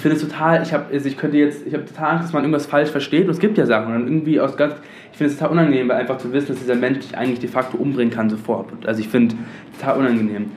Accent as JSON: {"language": "German", "region": "London", "country": "United Kingdom", "tie": "born or raised there", "moved": "yes", "lives_now": "Germany", "said": "Ich bin in London aufgewachsen"}